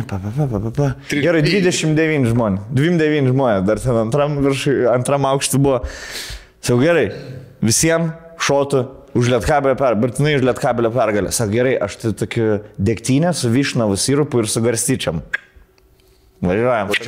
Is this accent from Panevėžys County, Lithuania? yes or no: yes; Panevėžys, Panevėžys County, Lithuania; mes iš Panevežį